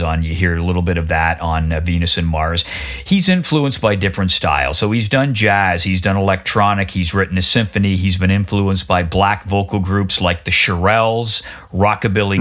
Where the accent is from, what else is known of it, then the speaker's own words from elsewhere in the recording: Oshawa, Ontario, Canada; growing up in Oshawa in 1970